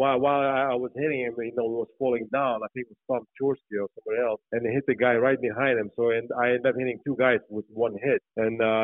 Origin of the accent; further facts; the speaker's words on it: Lithuania; English is a second language; moved away as an adult; now in United States; I'm not Russian, I'm Lithuanian, and I was born in Lithuania